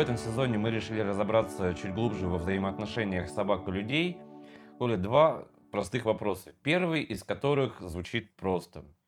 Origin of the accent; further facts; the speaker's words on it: Sakhalin Oblast, Russia; моё детство прошло на Сахалине